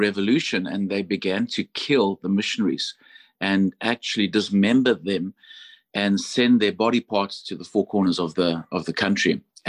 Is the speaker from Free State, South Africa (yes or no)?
no; Johannesburg, Gauteng, South Africa; moved away as an adult; now in United States; I'm from Johannesburg, South Africa. And of course, my mom is British. She was born in the Congo to missionary parents.